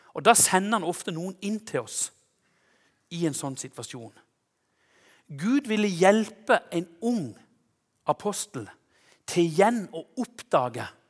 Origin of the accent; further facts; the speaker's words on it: Konsmo, Agder, Norway; hjemme i Konsmo